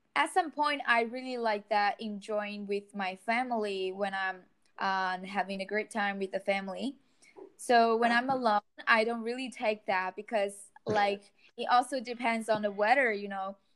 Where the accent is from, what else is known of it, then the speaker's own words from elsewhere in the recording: China; I'm from China